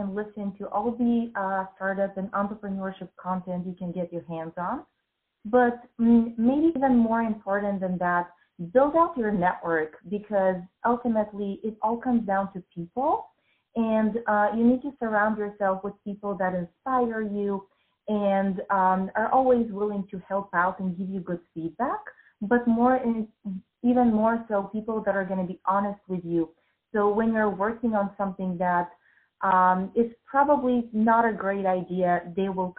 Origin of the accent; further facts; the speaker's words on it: Bulgaria; moved away as an adult; also born or lived in United States; I grew up in Bulgaria in a post-communist country.